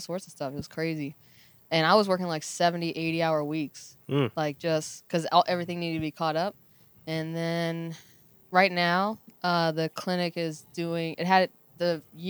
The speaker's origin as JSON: {"language": "English", "region": "the South", "country": "United States", "also_born_or_lived": "New York", "said": "I'm from the South"}